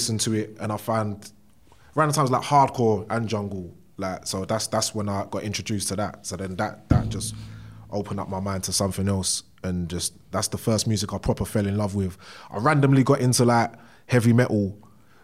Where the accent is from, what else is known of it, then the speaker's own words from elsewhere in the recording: London, United Kingdom; I'm from Bow, East London. If anyone knows where that is, just basically, if you're coming from the south, it's right outside the Blackwall Tunnel, and in between Hackney and Newham, pretty much. I was raised there